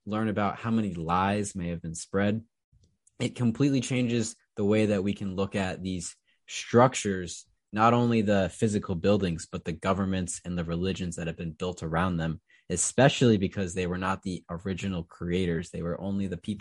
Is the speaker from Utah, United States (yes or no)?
no; Newtown, Connecticut, United States; I'm from Newtown, Connecticut